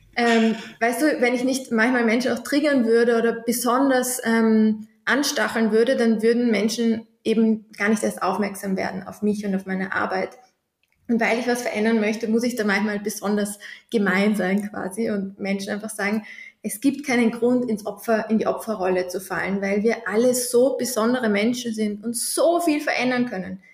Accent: Vienna, Austria; Ich komme aus Wien

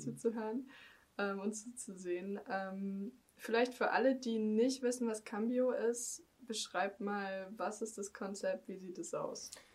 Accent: Germany; ich bin ja als Deutsche, ich kann kein Spanisch

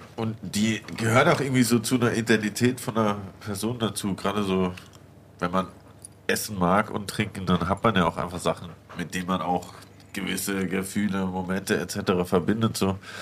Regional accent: Alemannic area, Southern Germany, Germany; accent: Alemannic dialect; moved away as an adult; now in Berlin, Germany; Wir kommen beide aus Süddeutschland, aus dem Alemannischen

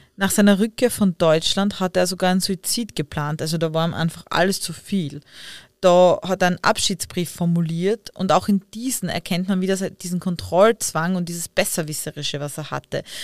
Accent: Leibnitz, Styria, Austria; Ich bin ja auch aus Leibniz und man sagt ja oft, äh, dass wir einen argen Dialekt

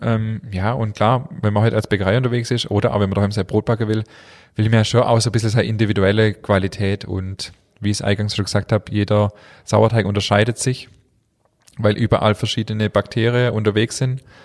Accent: Germany; wir Deutsche

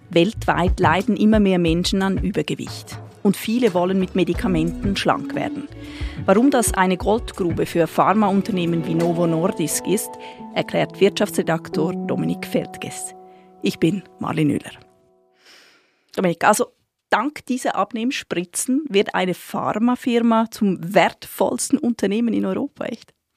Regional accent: Switzerland; als Schweizerin

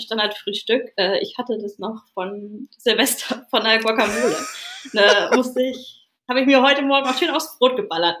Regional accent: Lütjensee, Schleswig-Holstein, Germany; also born or lived in Hamburg; bin hier aufgewachsen in Lütchensee, wo ich jetzt wieder lebe

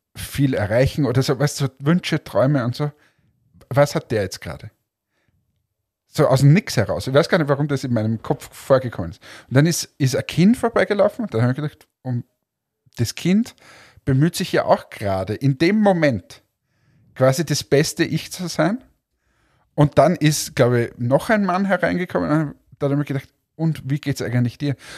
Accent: Austria; ich zum Beispiel als Österreicher, wenn die wirklich Vorarlbergerisch reden, ich wahrscheinlich auch nichts verstehe

